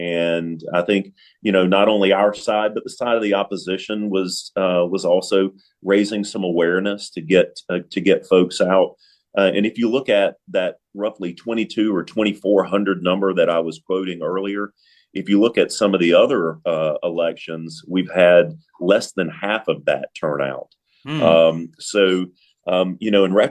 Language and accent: English; Lexington, North Carolina, United States; I grew up here in Lexington